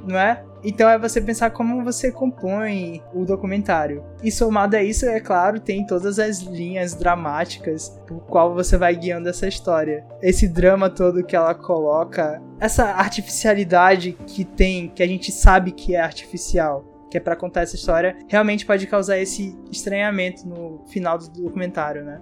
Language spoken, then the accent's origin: Portuguese; Brazil; A gente brasileiro, nascido e criado no Brasil